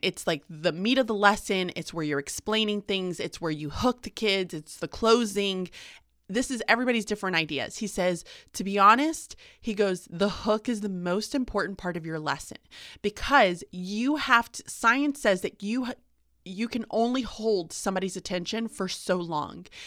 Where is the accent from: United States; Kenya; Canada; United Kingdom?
United States; the South; I'm from the South